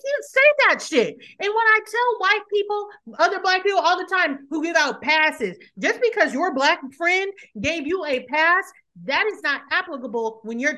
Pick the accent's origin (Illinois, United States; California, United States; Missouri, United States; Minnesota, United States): Missouri, United States; St. Louis; I'm from St. Louis